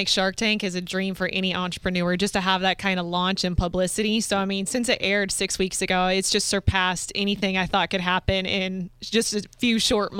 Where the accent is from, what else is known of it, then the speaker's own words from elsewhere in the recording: Tampa, Florida, United States; Yeah, I'm from Tampa. Yeah, so born and raised Tampa.